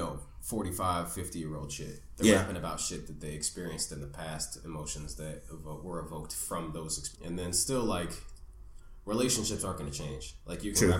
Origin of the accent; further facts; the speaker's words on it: Danville, California, United States; now in Los Angeles, United States; I grew up in Danville